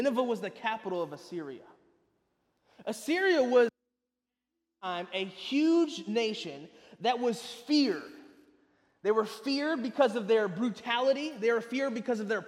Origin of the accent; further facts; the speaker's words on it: Lansing, Michigan, United States; moved away as an adult; also born or lived in California / southern Indiana; now in Jacksonville, United States; I was born and raised in Lansing, Michigan